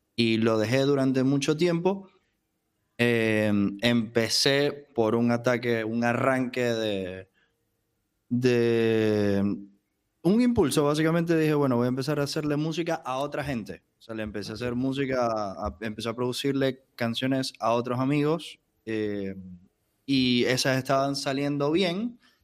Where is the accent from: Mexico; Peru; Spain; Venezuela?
Venezuela; Maracaibo, Zulia; now in Buenos Aires, Argentina; Mi documento diría que soy de Venezuela, de una ciudad llamada Maracaibo.